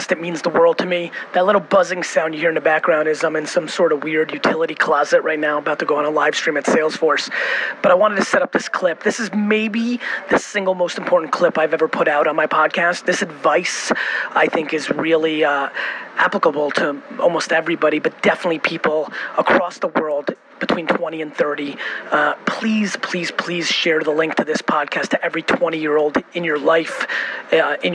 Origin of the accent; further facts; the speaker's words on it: Buffalo, New York, United States; I'm from Buffalo, New York.